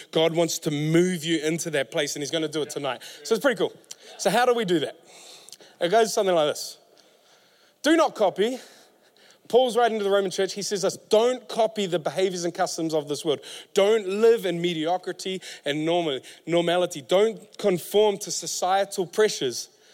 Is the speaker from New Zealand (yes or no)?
yes; Auckland, New Zealand; I'm from West Auckland